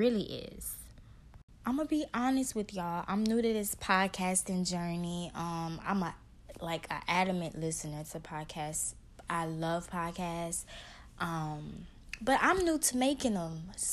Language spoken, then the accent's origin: English; Baton Rouge, Louisiana, United States; also born or lived in New Orleans, Louisiana; I grew up in Baton Rouge, though.